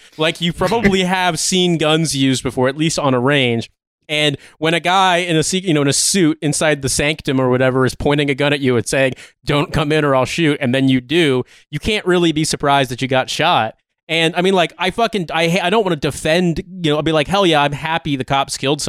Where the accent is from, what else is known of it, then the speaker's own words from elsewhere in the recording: Rust Belt, United States; and I'm from the U.S., I'm from the Rust Belt, like, I know a lot of people like this who are insane